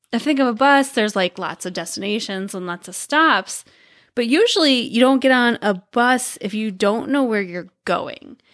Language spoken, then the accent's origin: English; Iowa, United States; we grew up in Iowa